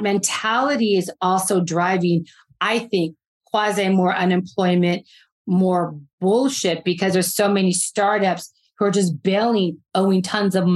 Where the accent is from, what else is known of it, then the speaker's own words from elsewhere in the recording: California, United States; I'm a Californian girl